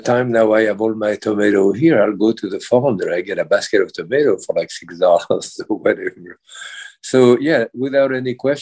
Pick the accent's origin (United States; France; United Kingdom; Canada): France; moved away; being French